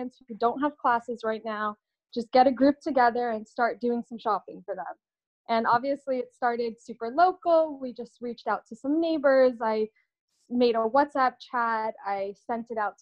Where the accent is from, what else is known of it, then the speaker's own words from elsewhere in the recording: Southern California beach cities, United States; now in Los Angeles, United States; I grew up all over Long Beach, Huntington Beach, Redondo Beach, Manhattan Beach, just a bunch of different beach cities